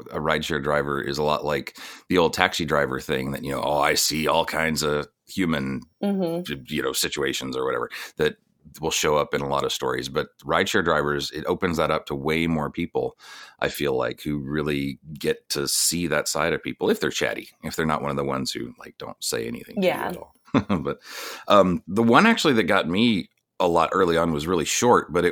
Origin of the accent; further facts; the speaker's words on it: Texas, United States; I grew up in Texas